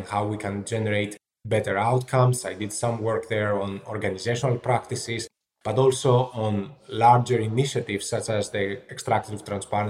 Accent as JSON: {"language": "English", "town": "Athens", "region": "Attica", "country": "Greece", "tie": "born or raised there", "also_born_or_lived": "London", "moved": "as an adult", "lives_now": "Boston, United States", "said": "I grew up in Athens in Greece"}